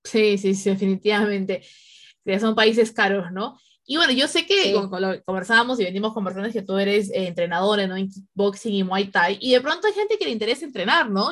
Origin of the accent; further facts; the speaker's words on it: Peru; moved away; mi instinto peruano